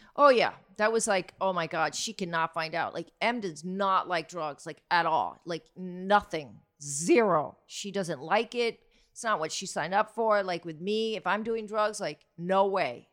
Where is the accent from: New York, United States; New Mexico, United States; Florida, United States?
Florida, United States; Miami; This is my hometown.